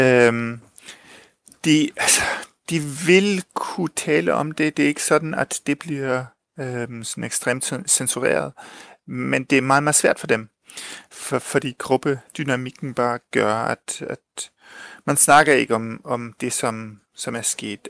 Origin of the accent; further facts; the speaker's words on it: Chile; moved away; Jeg er tysk chilener, men jeg blev født og vokset op i Chile